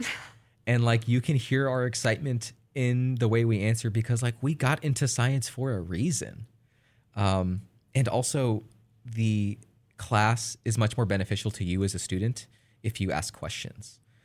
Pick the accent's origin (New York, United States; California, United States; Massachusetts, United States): California, United States; I'm from California